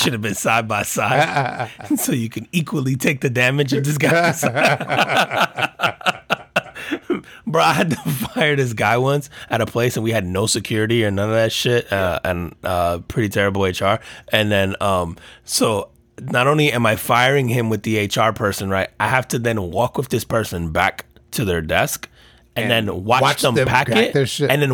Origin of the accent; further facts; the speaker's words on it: United States; our friends growing up in Jersey or New York